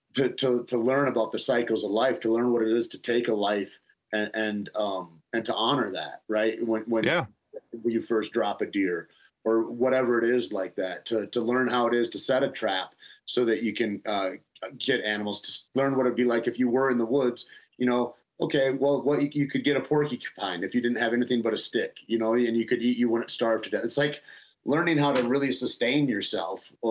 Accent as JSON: {"language": "English", "town": "Alpena", "region": "Michigan", "country": "United States", "tie": "born or raised there", "moved": "yes", "said": "I was born and grew up in Alpena"}